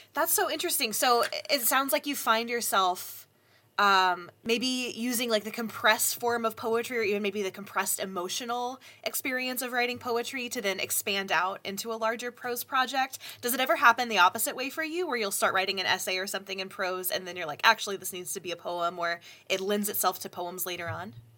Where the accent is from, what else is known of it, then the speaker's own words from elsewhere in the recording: the South, United States; I grew up in the South